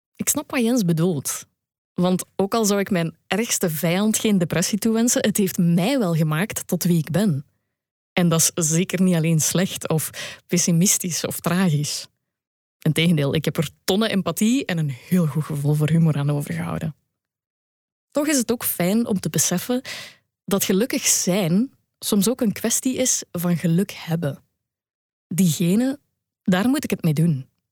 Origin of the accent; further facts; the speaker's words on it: Belgium; als Belg